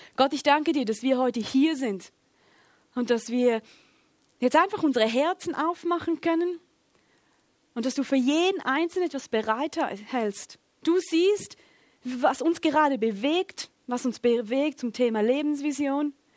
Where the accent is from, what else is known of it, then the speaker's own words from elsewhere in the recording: Schaffhausen, Switzerland; Ich komme aus Schaffhausen